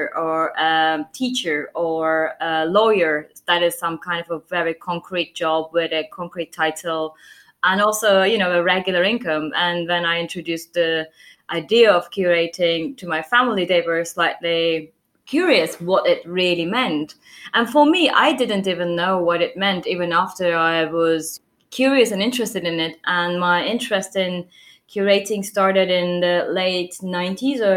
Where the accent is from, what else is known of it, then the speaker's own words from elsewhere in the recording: Turkey; moved away as an adult; now in London, United Kingdom; I'm from Turkey. I was born there and I grew up there.